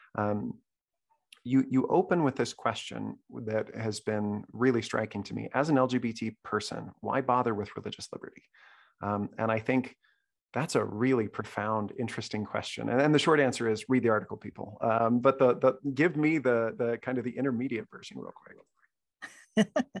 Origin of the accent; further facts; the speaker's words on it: Salt Lake City, Utah, United States; I grew up in Salt Lake City